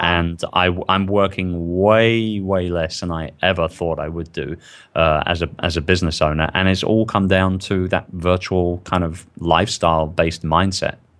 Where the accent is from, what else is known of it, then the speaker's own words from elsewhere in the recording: London, United Kingdom; I'm from London